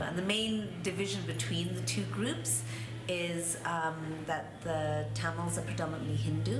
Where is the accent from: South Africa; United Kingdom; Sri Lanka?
Sri Lanka; I'm from Sri Lanka.